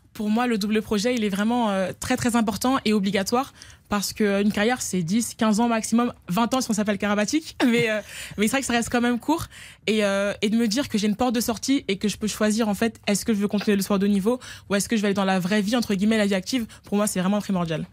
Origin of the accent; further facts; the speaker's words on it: France; je suis française